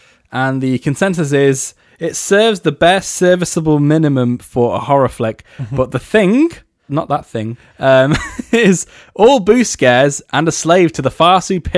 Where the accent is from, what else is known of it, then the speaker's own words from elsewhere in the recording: England, United Kingdom; Well, I'm English.